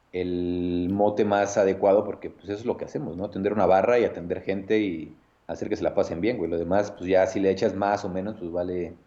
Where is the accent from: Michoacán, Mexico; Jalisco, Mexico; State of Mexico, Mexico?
State of Mexico, Mexico; Nezahualcóyotl; soy de Nesa, orgullosamente, orgullosamente nesatlense